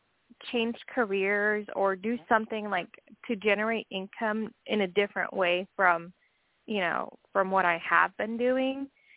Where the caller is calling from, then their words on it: Washington, United States; I'm calling from Washington State.